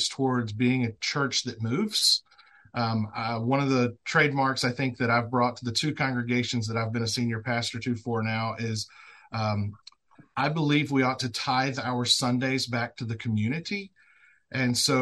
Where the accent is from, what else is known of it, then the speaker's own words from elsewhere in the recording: Northeast Louisiana, United States; Northeast Louisiana, where I'm at. Started in the fields when I was 11 years old